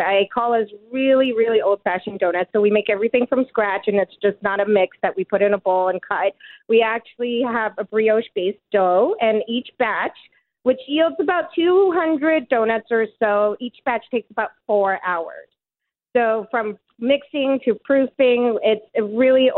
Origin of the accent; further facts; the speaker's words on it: California, United States; now in Burlington, Canada; I'm from California.